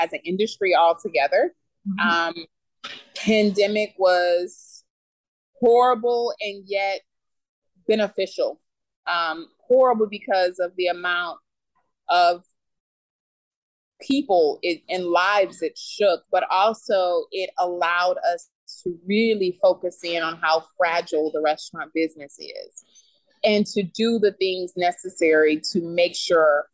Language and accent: English; Beaumont, Texas, United States; also born or lived in Houston, Texas; now in Dallas, United States; I was raised and born in Beaumont